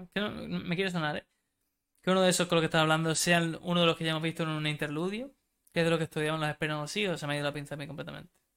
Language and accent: Spanish; Spain; Soy español